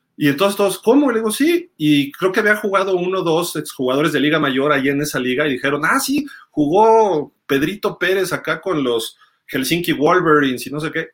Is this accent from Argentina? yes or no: no; Mexico; Aquí en México son fans mexicanos, somos fans mexicanos